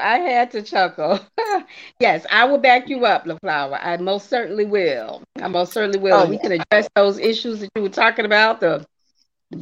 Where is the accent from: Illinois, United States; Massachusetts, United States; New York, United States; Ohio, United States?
Illinois, United States; Chicago; I hail from Chi-Town, Chicago